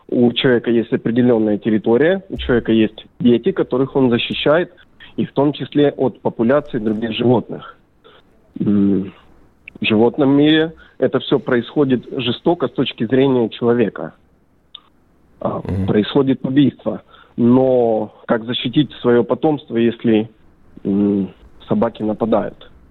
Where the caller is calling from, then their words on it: Belgorod, Belgorod Oblast, Russia; Я не из Перми, я из города Белгород.